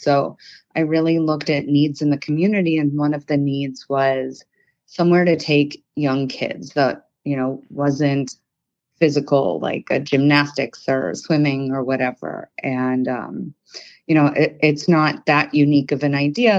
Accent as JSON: {"language": "English", "town": "Detroit", "region": "Michigan", "country": "United States", "tie": "born or raised there", "said": "I am born and raised in the Detroit area."}